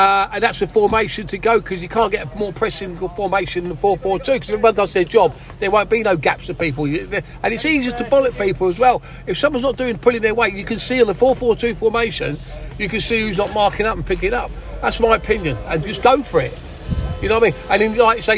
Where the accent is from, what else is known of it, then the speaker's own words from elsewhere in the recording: Ramsgate, South East England, United Kingdom; moved away as an adult; now in Manchester, United Kingdom; I'm from Ramsgate in Kent, originally.